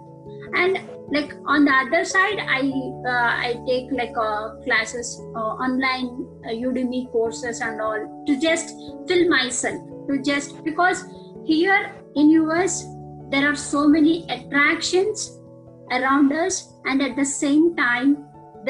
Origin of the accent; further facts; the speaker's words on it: Andhra Pradesh, India; moved away as an adult; now in United States; I'm from India, Andhra Pradesh. I came to US for my master's.